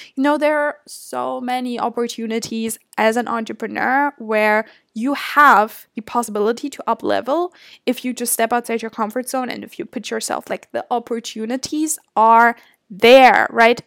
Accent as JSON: {"language": "English", "country": "Germany", "moved": "as an adult", "lives_now": "Toronto, Canada", "said": "I'm obviously from Germany."}